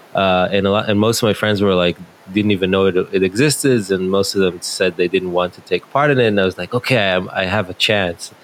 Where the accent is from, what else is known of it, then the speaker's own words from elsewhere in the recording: Netanya, Central District, Israel; my hometown in Netanya